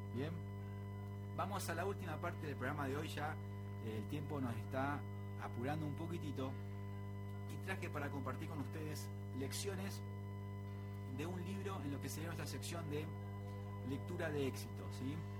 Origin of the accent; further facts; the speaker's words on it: Argentina; nuestro folclore como argentinos